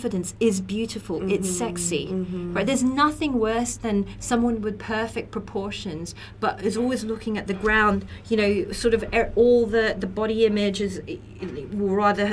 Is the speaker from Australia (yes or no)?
yes; Australia; I'm from Australia